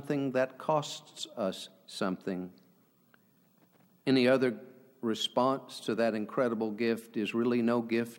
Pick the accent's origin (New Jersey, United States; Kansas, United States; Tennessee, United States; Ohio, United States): Kansas, United States; I come from Kansas. It's the Midwest, and we kind of lay it out there.